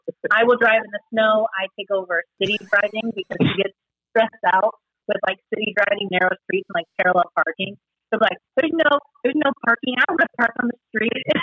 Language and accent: English; Indiana, United States; now in Chicago, United States; I'm from Indiana. I live in Chicago